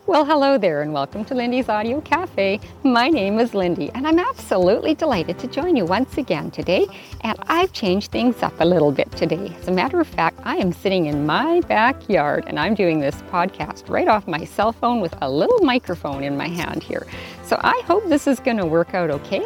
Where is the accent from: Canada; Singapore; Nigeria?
Canada; Whitehorse, Yukon; now in Vancouver Island, Canada; back in my hometown in Whitehorse, Yukon